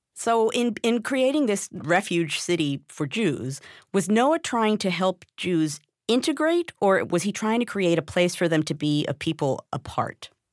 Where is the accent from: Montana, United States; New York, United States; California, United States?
New York, United States; I grew up in New York